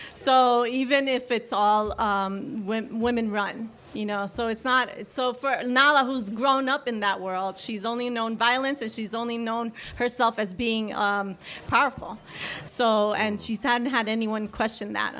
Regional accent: New York City, New York, United States; I'm from the Bronx I grew up there

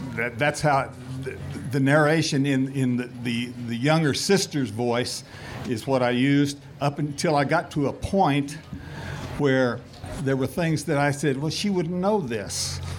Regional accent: Oklahoma, United States; I was raised in Oklahoma

